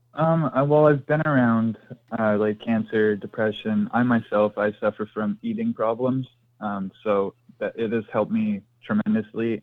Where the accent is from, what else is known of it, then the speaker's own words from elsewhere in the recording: Ontario, Canada; I'm from Canada up here in Ontario.